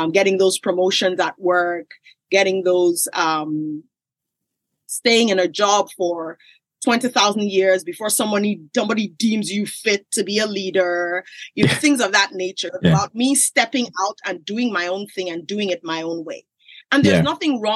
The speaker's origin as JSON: {"language": "English", "country": "Nigeria", "tie": "born or raised there", "said": "I grew up in Nigeria"}